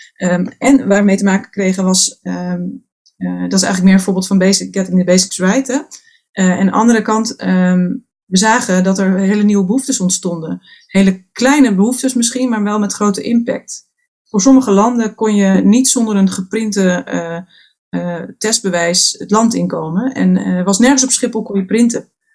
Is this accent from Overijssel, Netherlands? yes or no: no; Friesland, Netherlands; geboren en getogen in Friesland, dus dat zit toch in je